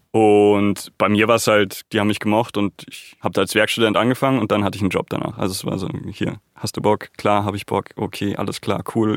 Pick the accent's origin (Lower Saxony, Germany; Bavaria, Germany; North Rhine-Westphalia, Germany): Bavaria, Germany; Munich; ich bin Münchner und ich bin hier geboren und aufgewachsen